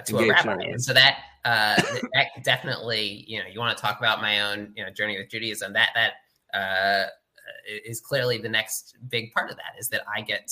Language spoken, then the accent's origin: English; Philadelphia suburbs, Montgomery County, Pennsylvania, United States; moved away as an adult; I grew up in the Philadelphia suburbs in Montgomery County